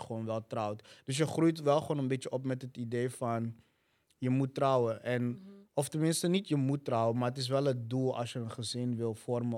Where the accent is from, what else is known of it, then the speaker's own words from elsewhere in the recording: Amsterdam, North Holland, Netherlands; Ik ben in Zuidoost opgegroeid.